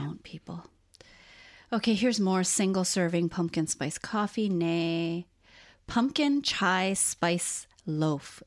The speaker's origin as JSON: {"language": "English", "region": "Hawaii", "country": "United States", "tie": "born or raised there", "said": "we were both born and raised in Hawaii"}